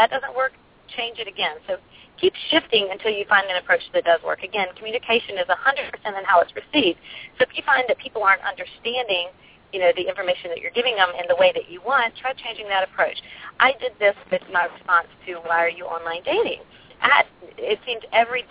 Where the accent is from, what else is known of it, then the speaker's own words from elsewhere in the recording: the South, United States; I come from the South